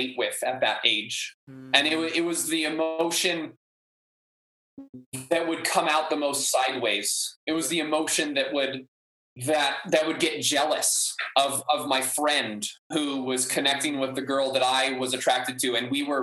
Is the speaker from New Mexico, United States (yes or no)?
no; Maui, Hawaii, United States; also born or lived in Humboldt, California / New Zealand; I grew up on Maui and like growing up here, getting called Howley my whole life